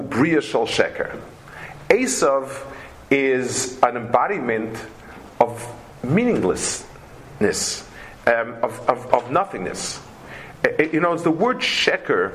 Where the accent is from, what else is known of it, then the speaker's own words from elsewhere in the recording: New York City, New York, United States; I grew up in Lower East Side